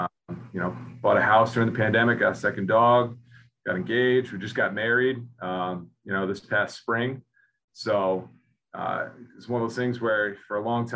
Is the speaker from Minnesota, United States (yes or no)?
no; Rhode Island, United States; I grew up in Rhode Island